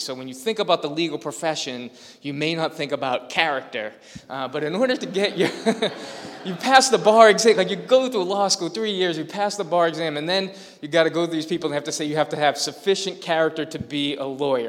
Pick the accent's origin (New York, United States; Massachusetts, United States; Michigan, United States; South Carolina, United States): Massachusetts, United States; Lowell; I grew up in Lowell.